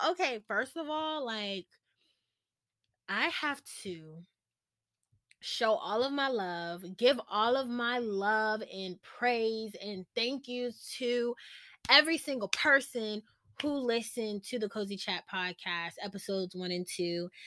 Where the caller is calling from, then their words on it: Virginia, United States; I'm tuning in from Virginia